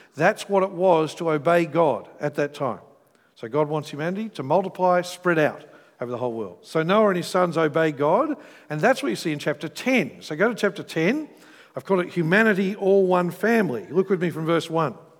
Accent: Australia; when I'm overseas, I'm more Australian than when I'm in Australia

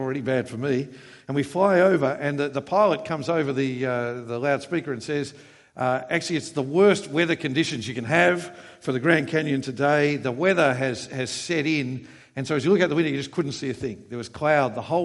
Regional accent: Queensland, Australia; I come from Queensland.

